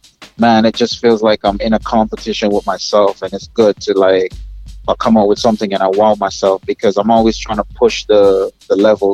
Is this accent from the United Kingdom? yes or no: no; Jamaica; accent: Canadian, New Yorkish; I want people to know that I'm Jamaican, I'm representing for Jamaica as well.